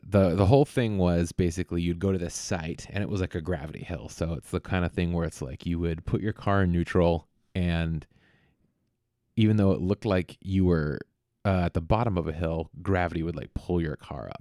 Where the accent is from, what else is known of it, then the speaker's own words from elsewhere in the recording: Vallejo, California, United States; also born or lived in Monterey; Vallejo. uh, which is a town where I grew up here in the Bay